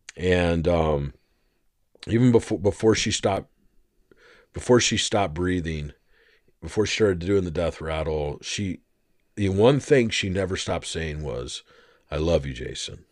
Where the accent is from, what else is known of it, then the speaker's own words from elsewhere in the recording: Arizona, United States; I grew up in Arizona for most of my life